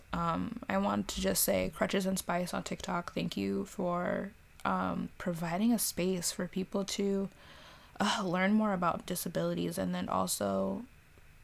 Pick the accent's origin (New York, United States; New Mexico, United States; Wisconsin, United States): New York, United States; New York City; I'm a New Yorker. Purebred New Yorker